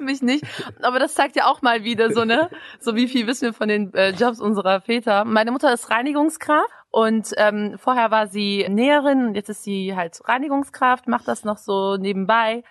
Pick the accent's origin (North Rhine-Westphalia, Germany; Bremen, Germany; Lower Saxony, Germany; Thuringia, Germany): Bremen, Germany; ich bin in Bremen geboren, aufgewachsen